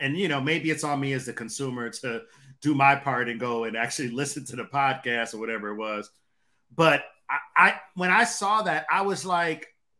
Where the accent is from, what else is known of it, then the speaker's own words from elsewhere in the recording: Detroit, Michigan, United States; Y'all ain't grow up the life that I grew up in Detroit.